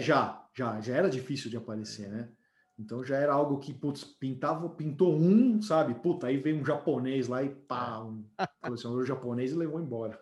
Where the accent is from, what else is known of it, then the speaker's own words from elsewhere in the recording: São Paulo, Brazil; eu sou da Pompeia